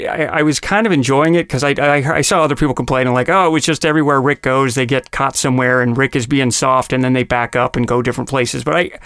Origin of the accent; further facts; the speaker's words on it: Salt Lake City, Utah, United States; moved away; also born or lived in Los Angeles; Years ago, my wife and I flew out when we still lived in Los Angeles to see Book of Mormon, because I'm originally from Salt Lake City, Utah